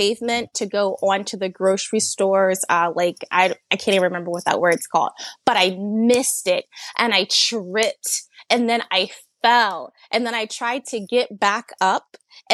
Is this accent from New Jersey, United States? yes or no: yes; New Jersey, United States; now in Delaware, United States; I'm originally from New Jersey, but when we moved to Delaware